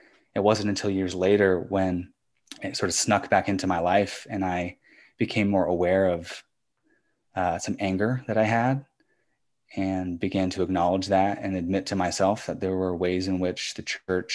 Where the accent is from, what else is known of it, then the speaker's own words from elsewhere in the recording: Fairfax County, Virginia, United States; I grew up in Fairfax County